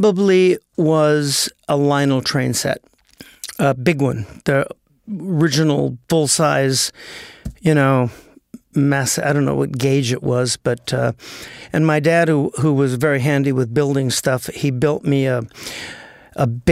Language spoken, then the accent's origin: English; Los Angeles, California, United States; Born and raised in the Valley of L.A.